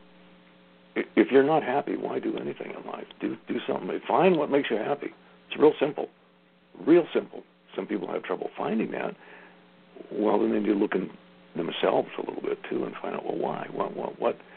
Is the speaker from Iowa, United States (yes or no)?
no; Los Angeles, California, United States; I grew up in Hollywood